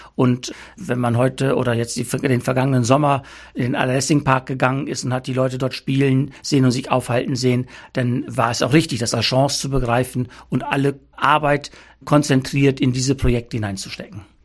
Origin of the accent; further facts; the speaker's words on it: Altenhagen I, Lower Saxony, Germany; Ich bin bei mir in meinem Heimatort Altenhagen 1 seit November 21 im Ortsrat tätig